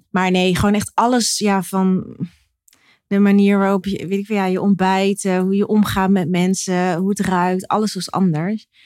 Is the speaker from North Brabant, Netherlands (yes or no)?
no; Rotterdam, South Holland, Netherlands; ik ben een geboren en getogen Rotterdammer met eh, ouders uit Drenthe en Sierra Leone, West-Afrika.